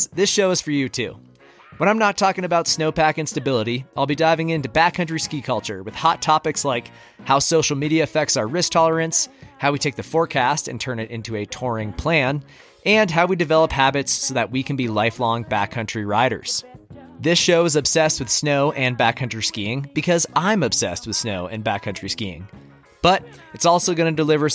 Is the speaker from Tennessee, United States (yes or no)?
no; Bolton, Massachusetts, United States; also born or lived in Colorado; now in Telluride, United States; I grew up in the rolling hills of Central Mass. Shout out to Bolton, my hometown, and the Apple Capital of Massachusetts.